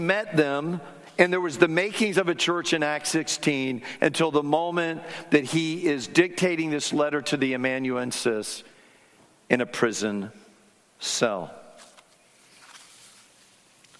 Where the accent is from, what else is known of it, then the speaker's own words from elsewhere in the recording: South Florida, United States; When I was 7 or 8 years of age growing up in South Florida